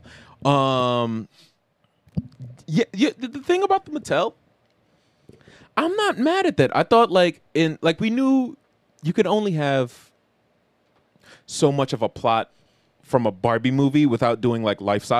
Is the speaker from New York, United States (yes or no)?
yes; New York City, New York, United States; we grew up in Queens in the mid 2000s.